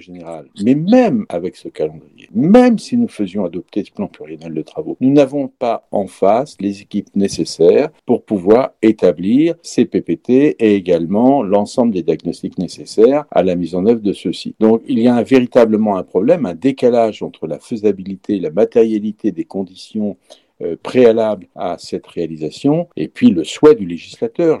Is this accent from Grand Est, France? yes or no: no; Nantes, Pays de la Loire, France; je suis nantais